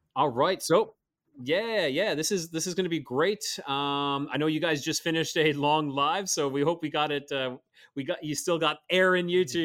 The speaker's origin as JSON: {"language": "English", "country": "Canada"}